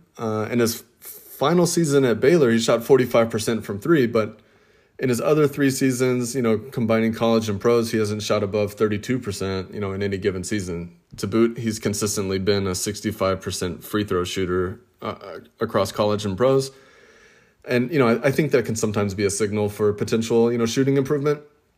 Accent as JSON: {"language": "English", "country": "Australia", "said": "But with Australia, being Australian, and with Australia having a pretty strong NBA card collecting community"}